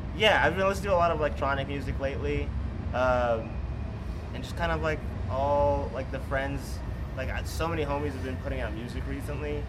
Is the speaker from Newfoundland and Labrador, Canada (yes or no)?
no; Ontario, Canada; now in Texas, United States; 30 minutes from my hometown in Canada